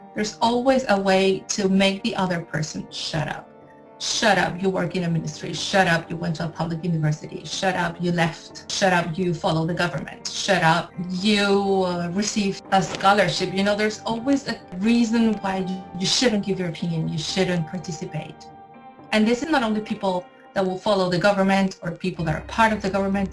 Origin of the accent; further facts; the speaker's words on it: Caracas, Capital District, Venezuela; moved away as an adult; now in France; I am from Venezuela and I live in France.